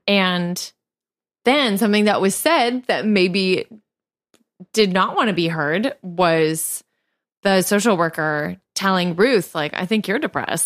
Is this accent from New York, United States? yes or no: yes; New York, United States; as a New Yorker